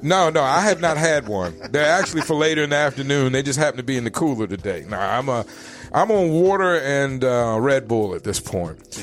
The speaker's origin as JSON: {"language": "English", "town": "Richmond", "region": "Virginia", "country": "United States", "tie": "born or raised there", "moved": "yes", "lives_now": "Phoenix, United States", "said": "growing up in Richmond, Virginia"}